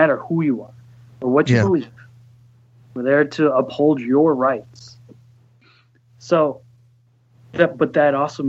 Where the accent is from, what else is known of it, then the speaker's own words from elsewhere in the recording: Texas, United States; now in Chicago, United States; where I grew up in Texas